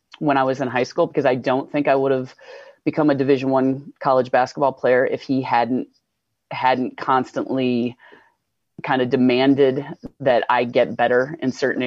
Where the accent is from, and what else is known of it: Indiana, United States; born or raised there; also born or lived in New Hampshire; now in Vermont, United States